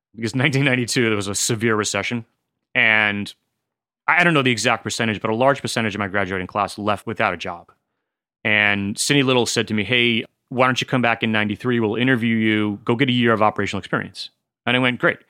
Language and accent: English; Smithtown, New York, United States; moved away as an adult; also born or lived in Las Vegas; now in Washington State, United States; I grew up in Smithtown and pretty much stayed there until I was eighteen and, and went to college